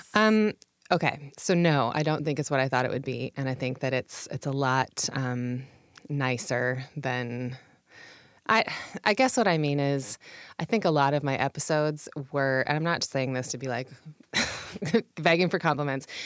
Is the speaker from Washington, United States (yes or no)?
yes; Puyallup, Washington, United States; also born or lived in Seattle / California / England; now in Tacoma, United States; I grew up in Puyallup